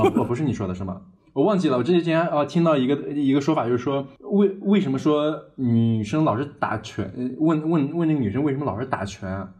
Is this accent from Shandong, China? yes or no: yes; Zaozhuang, Shandong, China; 就是咱们老家的口味儿，我是很， 很， 很喜欢吃的